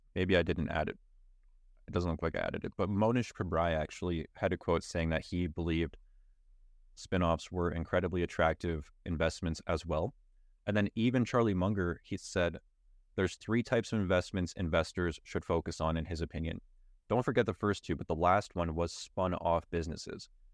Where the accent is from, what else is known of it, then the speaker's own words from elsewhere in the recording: Canada; as a Canadian